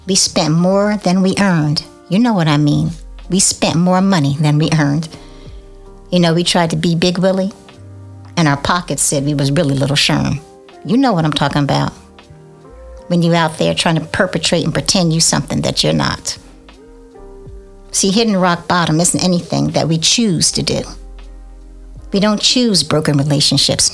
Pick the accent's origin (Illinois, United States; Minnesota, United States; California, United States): California, United States; Oakland; I'm from Oakland, California